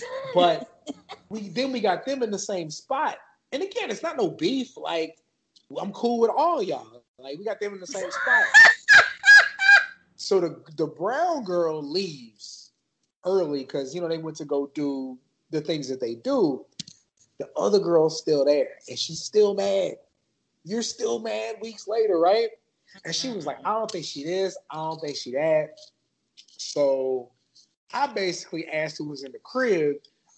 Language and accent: English; San Antonio, Texas, United States; born or raised there